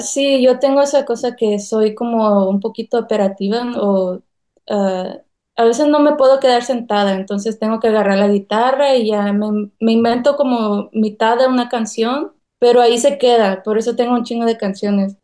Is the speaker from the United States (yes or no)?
yes; North Carolina, United States; also born or lived in South Korea; Yo nací en Carolina del Norte, ah, toda mi vida aquí la he pasado. Mis padres son veracruzanos